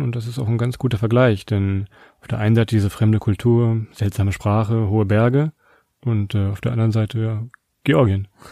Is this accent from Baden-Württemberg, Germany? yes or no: no; Southern Lower Saxony, Germany; Ich komme aus, ich aus Südniedersachsen, da sagt man das so